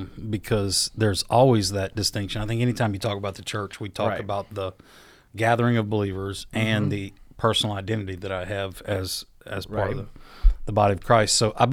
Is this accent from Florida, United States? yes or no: yes; Panama City, Florida, United States; born there; I was born in 71 in Panama City, Florida. A lot of people don't know that. My dad was in the Air Force, and I was born there on an Air Force base in Panama City.